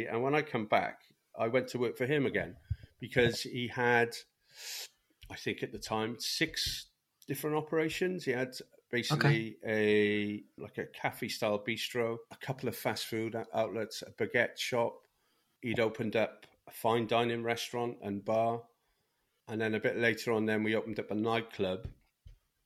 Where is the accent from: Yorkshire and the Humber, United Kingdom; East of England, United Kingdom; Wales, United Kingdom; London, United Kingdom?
Wales, United Kingdom; Cardiff; So I'm from South Wales, originally from Cardiff.